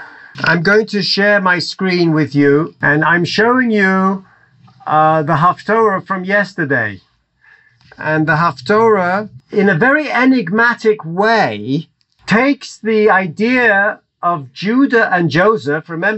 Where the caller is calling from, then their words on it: Jerusalem, Israel; I'm calling from Yerushalayim.